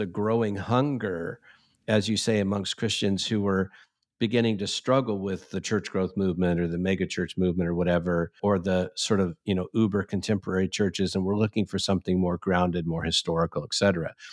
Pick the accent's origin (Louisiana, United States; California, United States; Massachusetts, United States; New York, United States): California, United States; Santa Ana; When I was a little boy, I grew up in the United, First United Methodist Church, Santa Ana, California